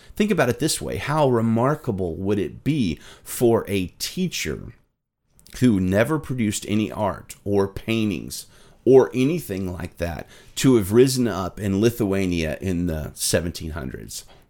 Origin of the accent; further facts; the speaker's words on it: Alabama, United States; my home state of Alabama